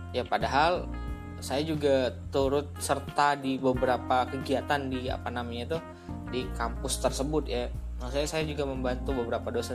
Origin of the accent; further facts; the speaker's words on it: Palembang, South Sumatra, Indonesia; saya kembali ke daerah asal saya saya dari Palembang kebetulan dan saya berencana untuk mengabdi di alma mater S1 saya